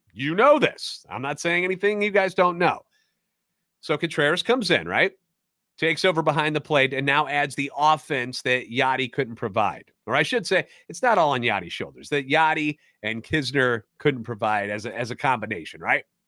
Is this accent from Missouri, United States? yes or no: yes; St. Louis, Missouri, United States; Born and raised in the Lou, with a lifetime Cardinals fan